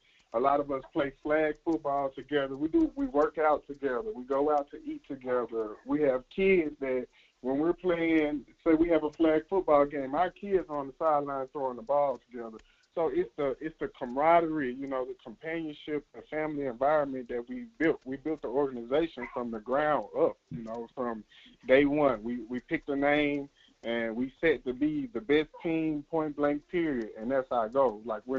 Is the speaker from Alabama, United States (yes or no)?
yes; Tuskegee, Alabama, United States; Me, myself, I'm originally from Alabama. Actually graduated high school from Tuskegee.